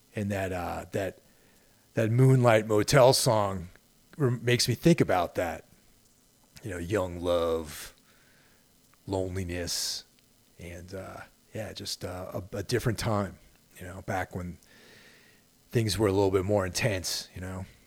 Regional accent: Carmel, New York, United States; Growing up in Carmel, New York, and going to trash American style over in Danbury

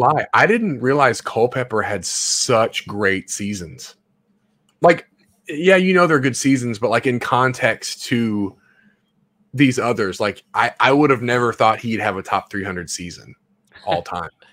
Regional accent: Memphis, Tennessee, United States; I live in Memphis, or I'm from Memphis

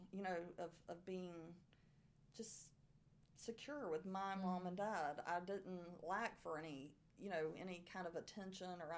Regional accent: Arcadia, Florida, United States; born or raised there; accent: southern

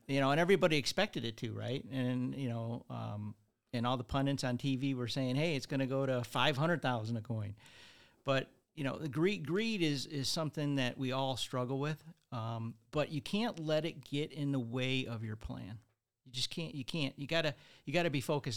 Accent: Redford, Michigan, United States; I grew up in Redford, Michigan

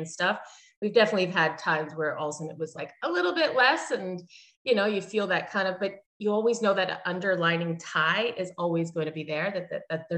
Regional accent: Mississauga, Ontario, Canada; moved away as an adult; now in Victoria, Canada; I grew up in Mississauga, Ontario

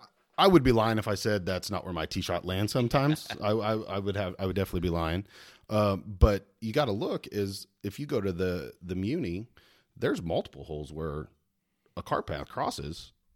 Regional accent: Colorado, United States; moved away as an adult; now in Salina, United States; I was born and raised in Colorado.

